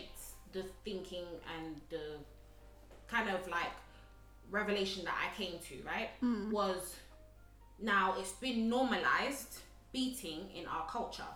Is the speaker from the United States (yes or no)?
no; Uganda; growing up in Uganda